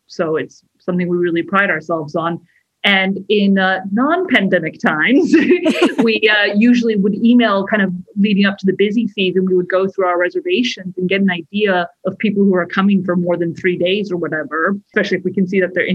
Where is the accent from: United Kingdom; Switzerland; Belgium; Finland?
United Kingdom; London; I consider London to be my hometown, because, you know, the ages of 8 to 18 are very formative.